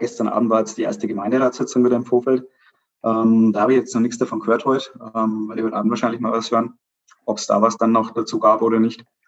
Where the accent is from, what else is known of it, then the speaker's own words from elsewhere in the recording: Pleinfeld, Bavaria, Germany; ich bin aus Kleinfeld